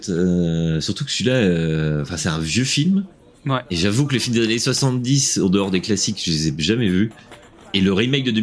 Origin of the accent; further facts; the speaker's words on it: France; Et surtout que nous, on est français.